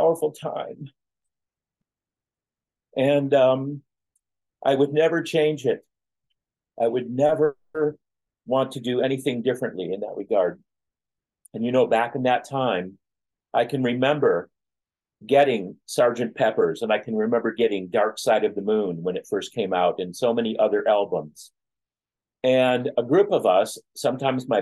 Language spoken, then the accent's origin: English; Flint, Michigan, United States; my hometown of Flint, Michigan